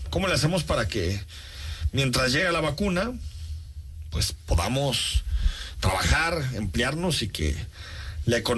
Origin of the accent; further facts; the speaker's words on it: Mexico; cuando viajamos por el mundo, una de las primeras cosas que nos reconocen como mexicanos es precisamente este ícono de nuestra cultura.